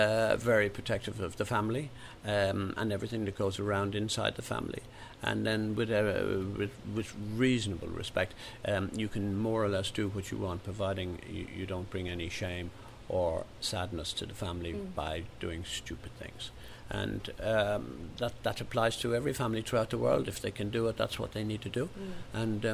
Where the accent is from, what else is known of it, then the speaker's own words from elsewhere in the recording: Ireland; And the reason why I'm so involved in this is really because I know what it was like growing up in Ireland